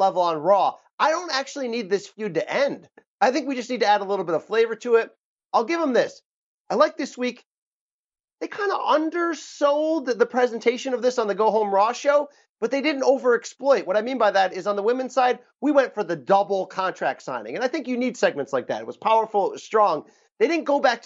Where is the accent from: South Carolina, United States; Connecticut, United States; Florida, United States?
Connecticut, United States; I'm from Connecticut. I am Connecticut. I live in Connecticut.